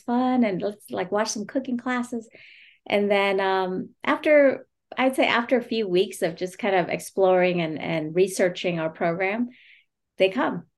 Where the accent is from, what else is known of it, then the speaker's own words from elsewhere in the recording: United States; my journey as a refugee and my family's experience growing up in America